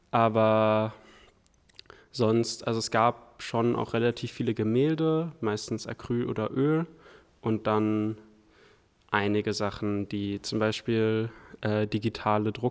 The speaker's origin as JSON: {"language": "German", "region": "Hamburg", "country": "Germany", "said": "Ähm, ich komme aus Hamburg"}